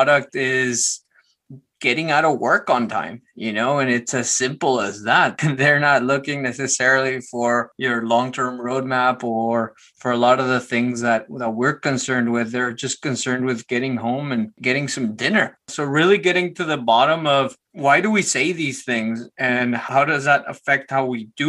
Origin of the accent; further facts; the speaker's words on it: Guatemala City, Guatemala Department, Guatemala; I was born in Guatemala City, Guatemala. My parents had a small business and my dad had a computer and we had a small apartment. So the computer happened to be in my room